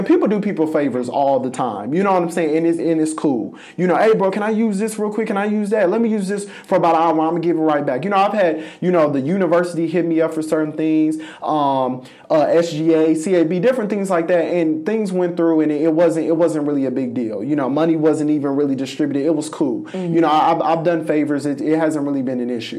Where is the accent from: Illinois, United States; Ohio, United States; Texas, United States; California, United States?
California, United States; Los Angeles; moved away as an adult; now in Jefferson City, United States; I'm from Los Angeles, California